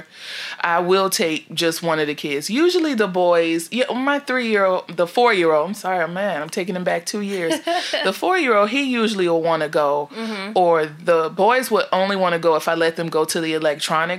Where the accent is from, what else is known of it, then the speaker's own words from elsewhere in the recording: Miami, Florida, United States; I'm from Miami